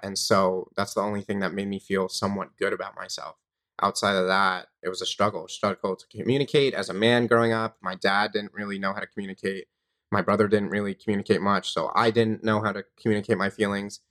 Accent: Long Island, New York, United States; I grew up in New York on Long Island.

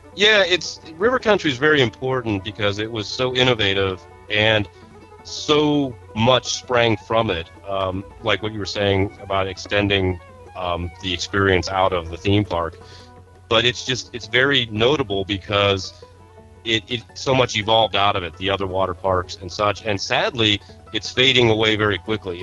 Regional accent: Northeast, United States; I was from the Northeast

